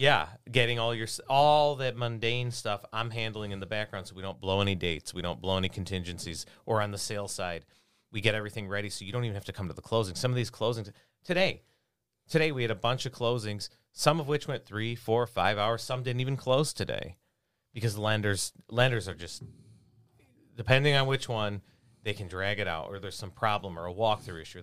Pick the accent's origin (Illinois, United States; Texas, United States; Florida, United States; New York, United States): Illinois, United States; Lemont; also born or lived in Homer Glen, Illinois / Chicago, Illinois; I grew up in Lamont